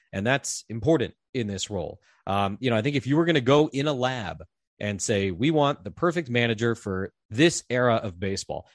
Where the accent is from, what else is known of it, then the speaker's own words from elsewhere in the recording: East Coast, United States; moved away as an adult; I grew up on the East Coast